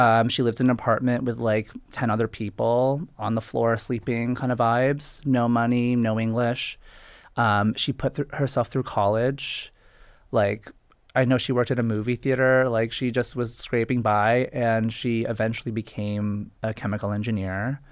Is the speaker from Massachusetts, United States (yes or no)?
yes; Boston, Massachusetts, United States; I'm Boston, I'm a Boston boy